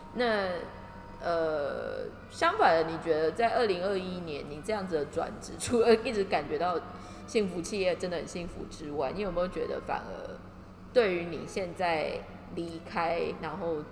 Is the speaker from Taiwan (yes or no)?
yes; Taiwan; 身为台湾人